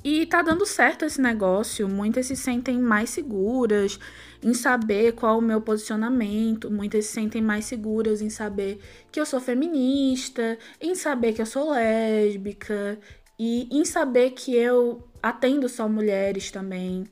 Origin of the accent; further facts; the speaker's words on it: Pernambuco, Brazil; accent: Pernambucan; sou pernambucana, como dá para perceber pelo sotaque